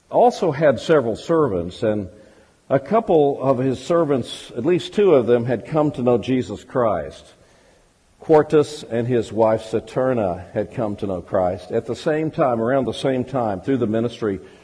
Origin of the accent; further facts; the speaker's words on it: Fordyce, Arkansas, United States; I'm actually not only an Arkansan, but I'm a southern Arkansan. I was born in Fordyce